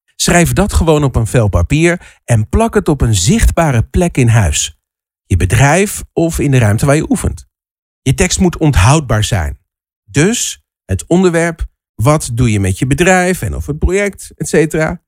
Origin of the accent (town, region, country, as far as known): Netherlands